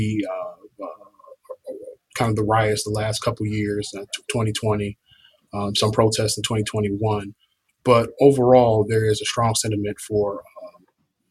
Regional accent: Chicago, Illinois, United States; now in Atlanta, United States; I'm originally from Chicago, Illinois

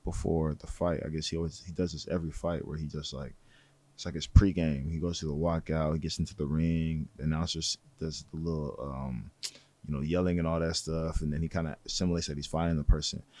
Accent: San Jose, California, United States; I'm from San Jose.

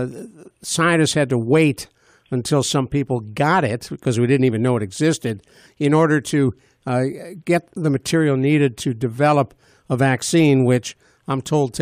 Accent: Cleveland, Ohio, United States; When I was a kid growing up in Cleveland, Ohio, 1940s and 50s

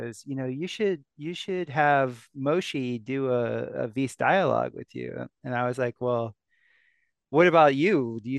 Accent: Florida, United States; And growing up in South Florida, even though he's from the Northeast, we had many of the similar cultural upbringing.

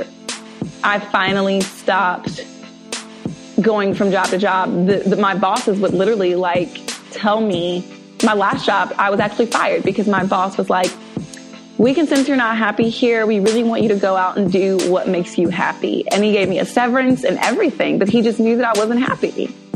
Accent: Mableton, Georgia, United States; I grew up in Atlanta, actually, in the suburbs outside of Atlanta

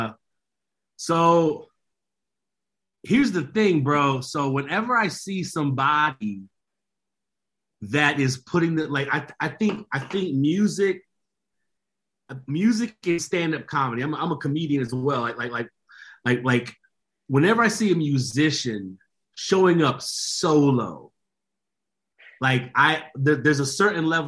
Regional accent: Nashville, Tennessee, United States; I was raised in Nashville, Tennessee. So I'm from the country music capital of the universe

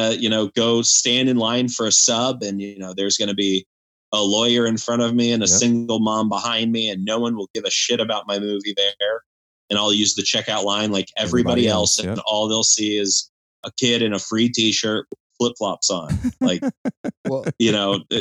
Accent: Tallahassee, Florida, United States; moved away as an adult; also born or lived in Los Angeles; I grew up in Tallahassee, Florida, where everyone who grew up here hated here

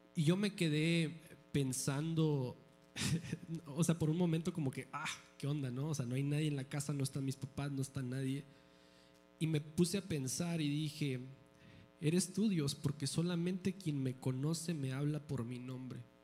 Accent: Mexico; soy mexicano

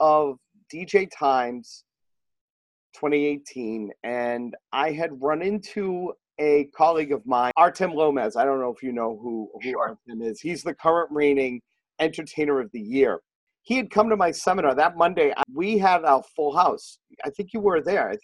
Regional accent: Boston, Massachusetts, United States; I grew up in Greater Boston

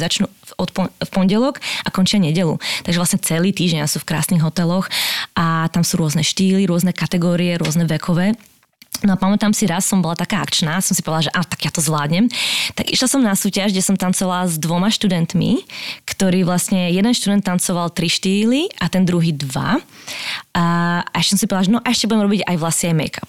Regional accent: Slovakia; moved away as an adult; also born or lived in Prague, Czech Republic / England; now in United States; ja som vlastne z, zo Slovenska odišla, koľko som mal, no hneď po škole, nejakých 20

